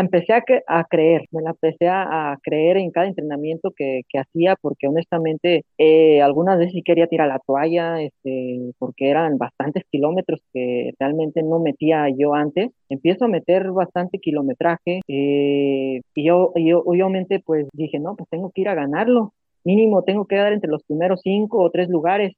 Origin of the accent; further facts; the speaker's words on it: Jalisco, Mexico; primero jalisciense